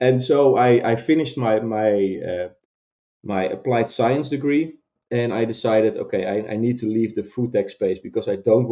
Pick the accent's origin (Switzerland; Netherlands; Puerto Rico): Netherlands; Veenendaal, Utrecht; I came from a bit more conservative Christian town near Wageningen, where we are now founded, which is called Veenendaal